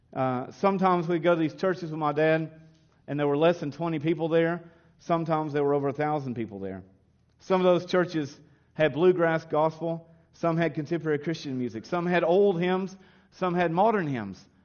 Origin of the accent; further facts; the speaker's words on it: Kentucky, United States; also born or lived in Williamsburg, Kentucky; the Baptist churches, when I was raised in Kentucky